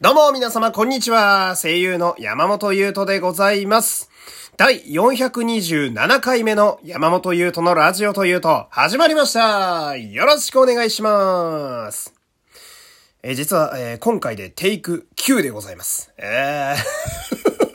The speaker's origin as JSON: {"language": "Japanese", "region": "Fukui", "country": "Japan", "tie": "born or raised there", "said": "私は福井県というクソ田舎の出身なんですけど"}